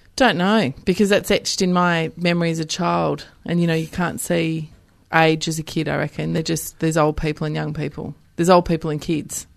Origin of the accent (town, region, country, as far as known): Western Australia, Australia; born or raised there; moved away